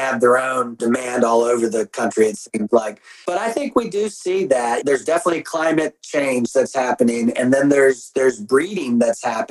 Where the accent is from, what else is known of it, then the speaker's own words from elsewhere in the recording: Virginia, United States; I grew up in Virginia